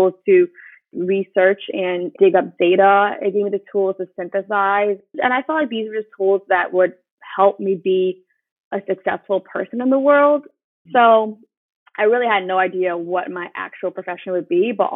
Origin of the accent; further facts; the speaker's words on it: Boston, Massachusetts, United States; I was born and raised in Boston, Massachusetts